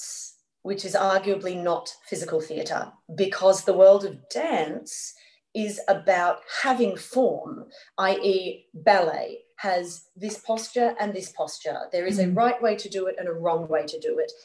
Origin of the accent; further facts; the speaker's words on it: Australia; we're Australian artists